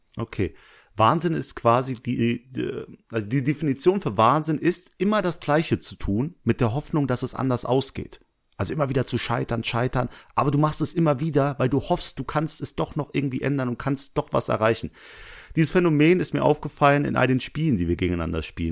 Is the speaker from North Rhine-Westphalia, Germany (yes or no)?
yes; Essen, North Rhine-Westphalia, Germany; moved away; nein, ich komme aus Essen.